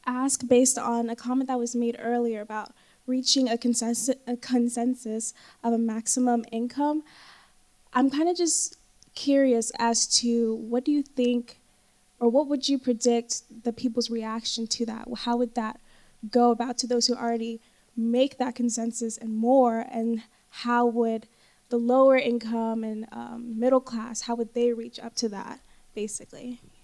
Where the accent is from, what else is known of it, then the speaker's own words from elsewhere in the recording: United States; moved away as an adult; now in London, United Kingdom; I'm actually from America